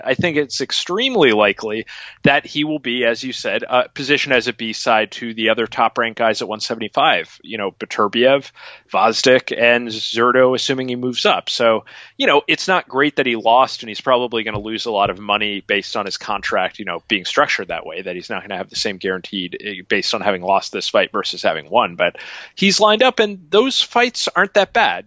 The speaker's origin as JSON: {"language": "English", "region": "Connecticut", "country": "United States", "tie": "born or raised there", "said": "I grew up in Connecticut"}